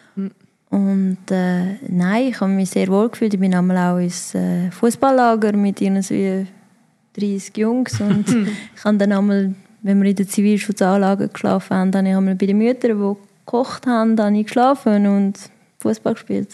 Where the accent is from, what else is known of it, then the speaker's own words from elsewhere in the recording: Davos, Graubünden, Switzerland; also born or lived in Netherlands; als ich vier war, hat es dann plötzlich geheißen, hey, wir gehen in die Schweiz